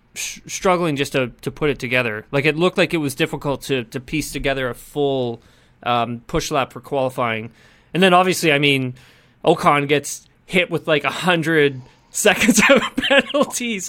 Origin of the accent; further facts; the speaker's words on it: Canada; I'm from Canada